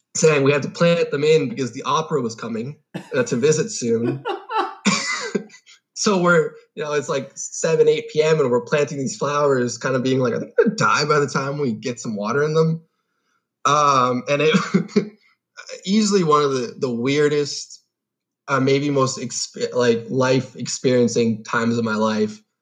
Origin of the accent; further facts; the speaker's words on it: Long Island, New York, United States; also born or lived in Guelph, Ontario, Canada; I was born in Guelph, Ontario, uh, and I moved to the United States when I was about seven um, my dad got a new job in Long Island